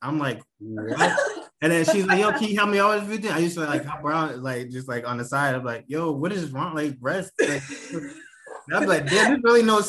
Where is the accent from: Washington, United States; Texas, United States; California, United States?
Washington, United States; Bremerton; Bremerton, Washington. It's like a ferry ride from Seattle, but it's really just like a military town.